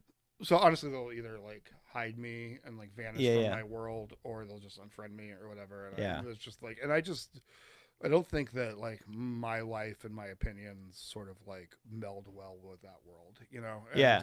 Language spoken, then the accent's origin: English; East Coast, United States; also born or lived in Colorado; we're from the East Coast and we were living in rural Colorado